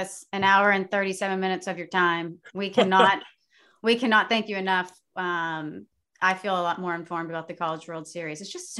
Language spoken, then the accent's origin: English; Texas, United States; I'm from Texas